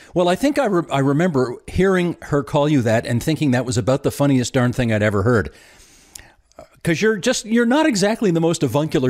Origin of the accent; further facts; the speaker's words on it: Hamilton, Ontario, Canada; a show taking place in my hometown.